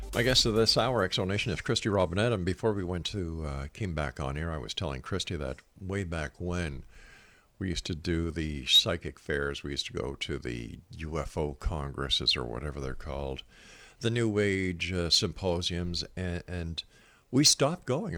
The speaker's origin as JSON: {"language": "English", "town": "Montreal", "region": "Quebec", "country": "Canada", "moved": "yes", "lives_now": "Hamilton, Canada"}